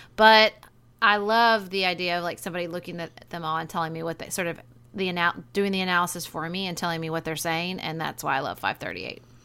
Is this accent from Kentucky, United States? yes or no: yes; Kentucky, United States; We are sorority sisters from Kentucky.